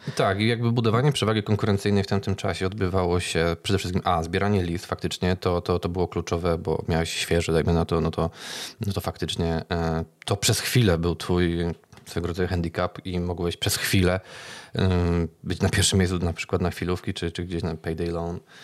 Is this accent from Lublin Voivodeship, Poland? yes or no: no; Kraków, Lesser Poland, Poland; jestem z Krakowa